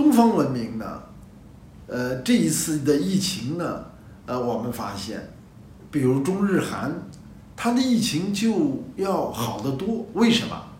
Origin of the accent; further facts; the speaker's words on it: China; 我们的集体主义是我们东方的，是中国的